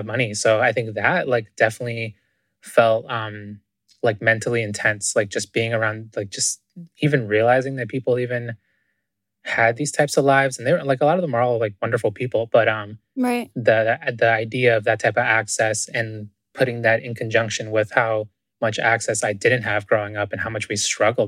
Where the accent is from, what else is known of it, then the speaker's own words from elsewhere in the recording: Boston, Massachusetts, United States; also born or lived in Ecuador / Wesleyan University, Connecticut; I was originally born in Ecuador, in South America. And I came to the US when I was 4, but I grew up in Boston